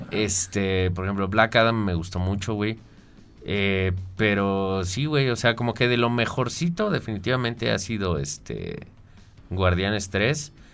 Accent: Mexico; como mexicano

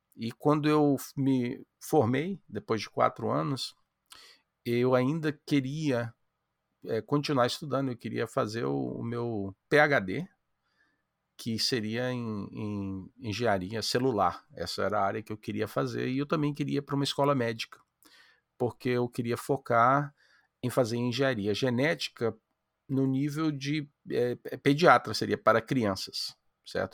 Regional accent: Amapá, Brazil; now in United States; Eu, eu sou brasileiro, moro nos Estados Unidos, mas eu nasci no Amapá

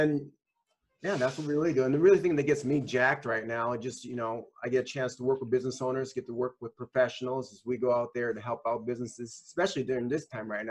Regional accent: Grand Forks, North Dakota, United States; also born or lived in Milwaukee, Wisconsin; now in Wisconsin, United States; I'm actually originally from North Dakota. Grand Forks, North Dakota.

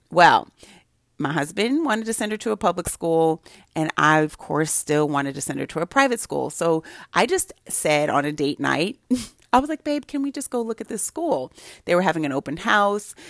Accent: Santa Barbara, California, United States; now in Prince George's County, United States; I grew up in Santa Barbara

